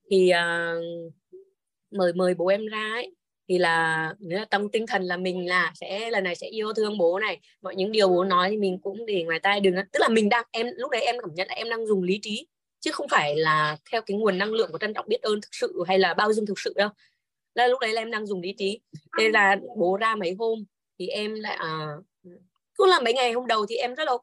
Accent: Hà Tĩnh, Vietnam; now in Hanoi, Vietnam; em mời bố em ra nhà em chơi ở Hà Nội ấy quê em là ở Hà Tĩnh còn uh

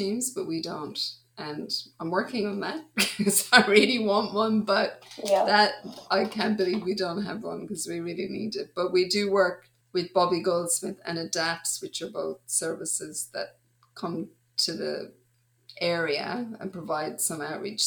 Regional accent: Ireland; moved away as an adult; also born or lived in Dublin; now in Australia; I grew up in Ireland, but then I spent a lot of my adult life in Australia.

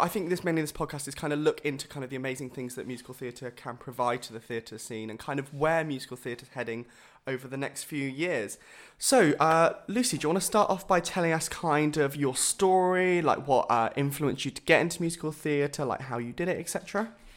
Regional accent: Bournemouth, South West England, United Kingdom; I was born in Bournemouth

